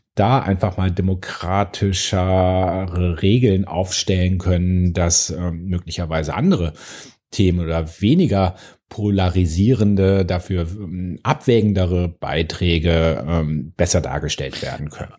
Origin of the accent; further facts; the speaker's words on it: Bonn, North Rhine-Westphalia, Germany; ich komme aus Bonn